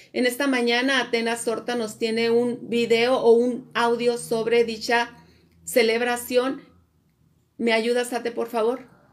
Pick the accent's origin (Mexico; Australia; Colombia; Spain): Mexico